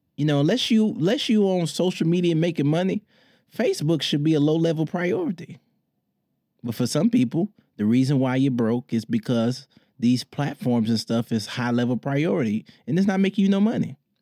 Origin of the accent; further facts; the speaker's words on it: Detroit, Michigan, United States; in my hometown, Detroit